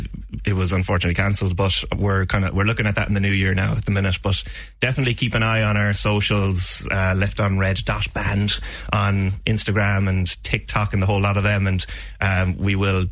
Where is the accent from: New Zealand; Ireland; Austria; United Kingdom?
Ireland; Ballybricken, Munster; I'm from Ballybricken myself.